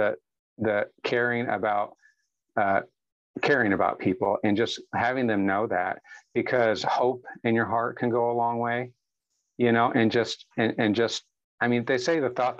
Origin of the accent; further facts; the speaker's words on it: St. Louis area, Illinois side, United States; now in Oklahoma, United States; I was raised in the St. Louis area on the Illinois side of the river.